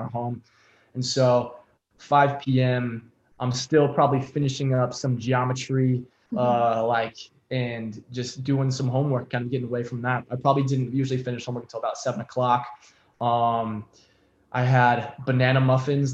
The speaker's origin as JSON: {"language": "English", "town": "Bend", "region": "Oregon", "country": "United States", "tie": "born or raised there", "said": "I grew up in Bend"}